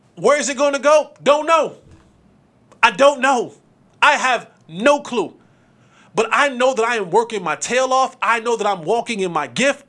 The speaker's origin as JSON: {"language": "English", "town": "Roselle", "region": "New Jersey", "country": "United States", "tie": "born or raised there", "said": "I grew up in Jersey. Shout out to Roselle"}